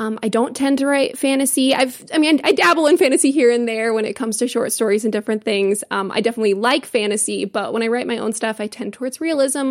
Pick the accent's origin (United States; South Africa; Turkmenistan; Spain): United States; as an American.